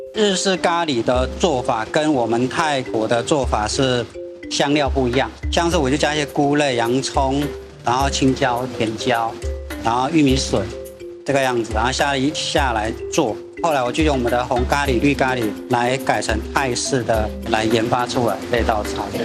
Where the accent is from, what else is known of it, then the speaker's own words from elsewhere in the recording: Chiang Mai area, Thailand; moved away as an adult; now in Kaohsiung, Taiwan; 在泰国清迈的地区，就是我们孟晚春那边